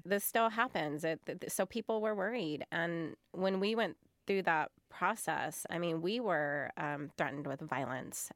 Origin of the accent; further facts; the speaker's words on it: United States; I am an American.